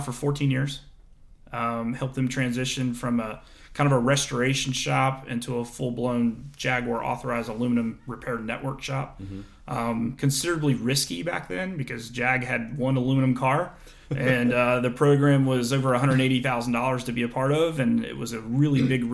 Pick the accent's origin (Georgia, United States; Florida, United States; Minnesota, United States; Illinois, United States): Florida, United States; I was a kid from Florida.